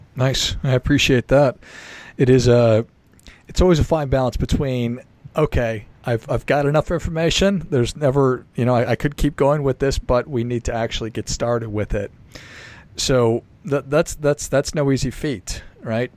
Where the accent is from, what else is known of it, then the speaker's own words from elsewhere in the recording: Minnesota, United States; I'm from a small town in Minnesota